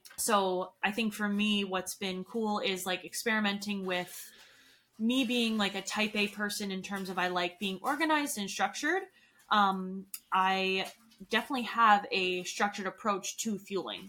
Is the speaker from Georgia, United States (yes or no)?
no; New York, United States; moved away as an adult; now in Colorado, United States; I'm from New York